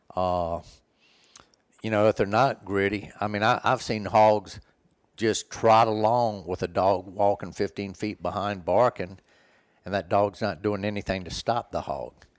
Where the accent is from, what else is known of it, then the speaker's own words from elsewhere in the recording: Florida, United States; Where I grew up in Florida, it was nothing but woods, basically, in our backyard